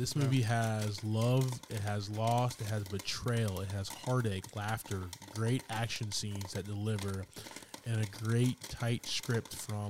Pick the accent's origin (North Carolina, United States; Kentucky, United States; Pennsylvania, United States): North Carolina, United States; China Grove; I'm from China Grove, baby.